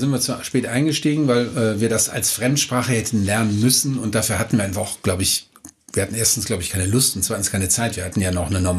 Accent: Düsseldorf, North Rhine-Westphalia, Germany; kommen Sie von hier her, ich komme aus Düsseldorf-Unterbach.

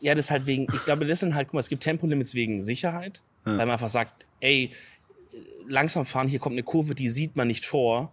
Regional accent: Southern Germany, Germany; als Süddeutsche

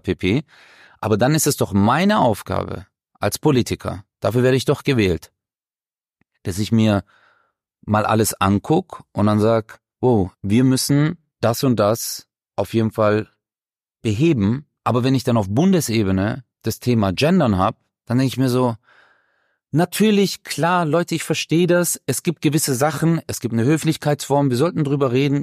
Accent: Baden-Württemberg, Germany; das hier ist meine Heimat, hier bin ich groß geworden, hier bin ich aufgewachsen.

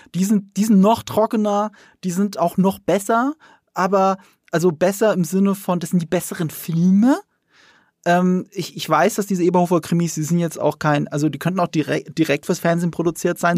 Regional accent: Rhineland-Palatinate, Germany; moved away; also born or lived in Munich; Ich komme aber aus Rheinland-Pfalz. Aus, und das ist schon ein sehr ländliches Bundesland. Und ich komme auch vom Land. Ich bin äh, in dieser bäuerlichen Umgebung aufgewachsen.

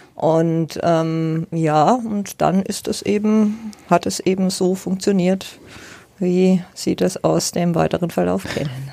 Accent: Nuremberg, Bavaria, Germany; moved away as an adult; now in Ansbach, Germany; Ich bin ja. gebürtige Nürnbergerin und habe 44 Jahre in Nürnberg gelebt

